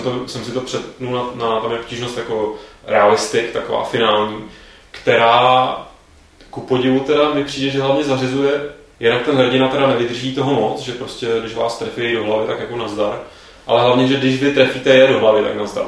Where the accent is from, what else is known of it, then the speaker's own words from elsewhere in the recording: Prague, Czechia; jsem Pražák